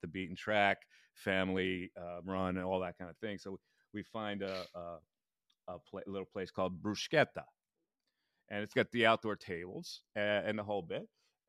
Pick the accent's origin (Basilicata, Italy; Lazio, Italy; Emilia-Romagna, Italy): Basilicata, Italy; Missanello; And the province is Potenza. And if you Google Missanello, that's my hometown.